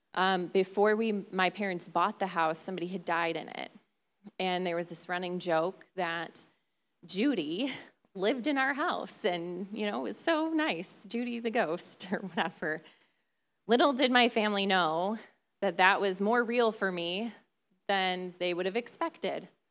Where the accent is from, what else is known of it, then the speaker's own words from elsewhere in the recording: Detroit, Michigan, United States; moved away as an adult; now in West Michigan, United States; Originally, we're from the Detroit area